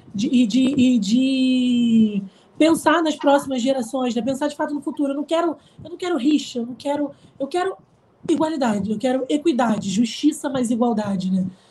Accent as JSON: {"language": "Portuguese", "town": "Araruama", "region": "Rio de Janeiro", "country": "Brazil", "tie": "born or raised there", "said": "na cidade onde eu nasci, em Araruama"}